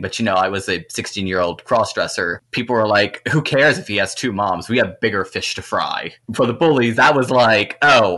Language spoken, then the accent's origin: English; Louisiana, United States; I grew up on a chicken farm in mid-Louisiana